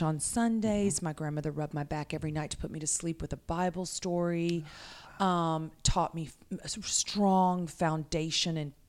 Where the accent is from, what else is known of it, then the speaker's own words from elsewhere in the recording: Pasadena, Texas, United States; I was born in Bayshore, Pasadena